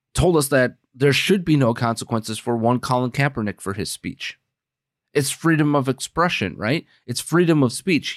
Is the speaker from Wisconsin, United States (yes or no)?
yes; Wisconsin, United States; I'm from Wisconsin. We we say schnapps and brandy like it's uh, baby formula